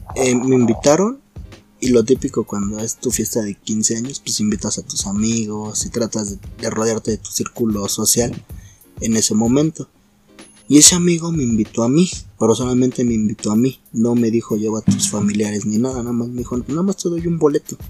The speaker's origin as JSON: {"language": "Spanish", "town": "Naucalpan", "region": "State of Mexico", "country": "Mexico", "said": "soy de Naucalpa"}